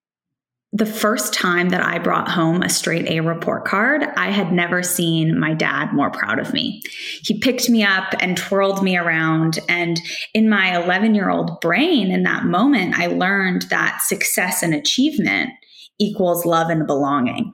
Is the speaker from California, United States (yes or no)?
yes; Silicon Valley, California, United States; growing up in Silicon Valley, the culture around me was, if you can dream it, you can build it.